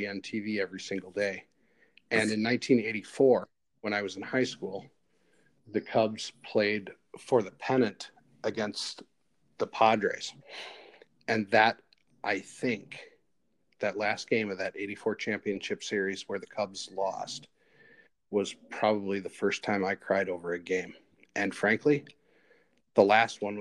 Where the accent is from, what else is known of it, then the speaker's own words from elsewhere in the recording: Woodstock, Illinois, United States; moved away as an adult; also born or lived in Duluth, Minnesota; now in Lake Nebagamon, United States; I grew up in Woodstock, Illinois